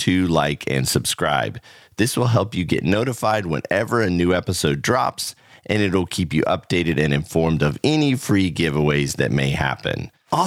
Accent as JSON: {"language": "English", "region": "Central Florida", "country": "United States", "tie": "born or raised there", "said": "I grew up in the Central Florida area."}